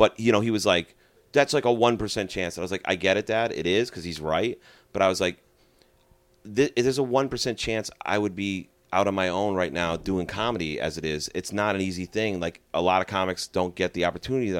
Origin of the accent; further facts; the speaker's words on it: Chicopee, Massachusetts, United States; I'm from Chicopee